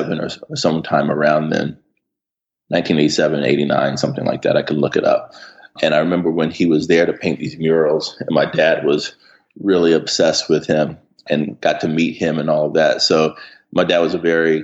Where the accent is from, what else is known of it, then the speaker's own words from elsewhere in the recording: Hampton, Virginia, United States; moved away as an adult; also born or lived in Richmond, Virginia / Harlem, New York; now in New York, United States; growing up in Hampton